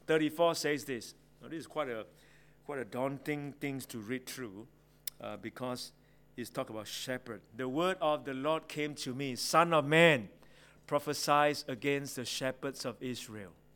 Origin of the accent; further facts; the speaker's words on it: Singapore; I grew up in Singapore